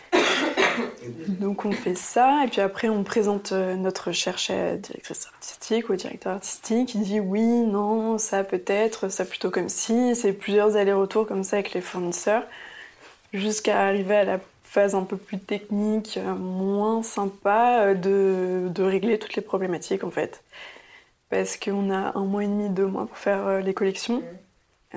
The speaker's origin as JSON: {"language": "French", "town": "Paris", "region": "Île-de-France", "country": "France", "tie": "born or raised there", "also_born_or_lived": "Antwerp, Belgium", "said": "j'ai grandi à Paris, dans le 12e"}